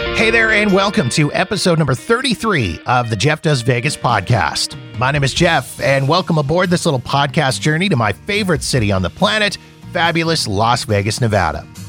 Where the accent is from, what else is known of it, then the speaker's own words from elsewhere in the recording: Canada; as a Canadian guy, it's, it's in my blood